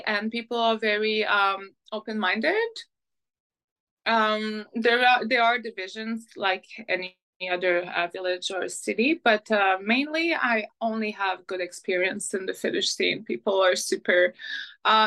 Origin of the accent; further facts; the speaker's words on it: Montreal, Quebec, Canada; first language French; English is a second language; now in Vancouver, Canada; I'm from Montreal